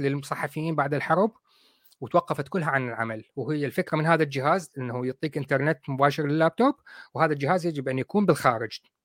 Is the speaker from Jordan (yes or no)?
no; Iraq; now in United Kingdom; انا كاصلي عراقي